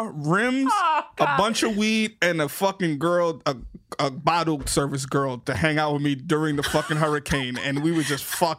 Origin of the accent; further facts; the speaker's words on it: New York City, New York, United States; also born or lived in Miami; I'm from the Bronx.